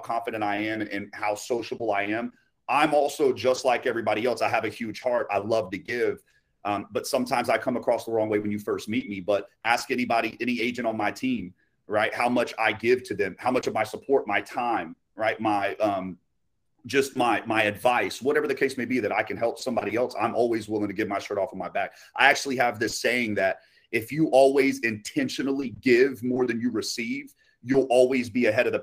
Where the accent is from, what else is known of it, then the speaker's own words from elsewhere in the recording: Haines City, Florida, United States; I'm from Haines City, small city. All there used to be is orange groves in a couple neighborhoods back when I was born in 1991. So, but yes, born and raised.